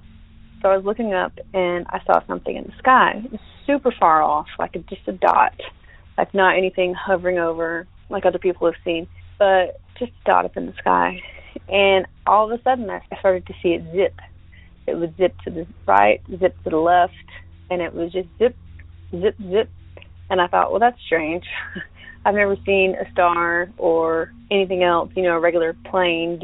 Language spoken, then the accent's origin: English; Northwest Florida, United States; moved away; I'm originally from Northwest Florida, so near Eglin Air Force Base, about 30 miles away, maybe less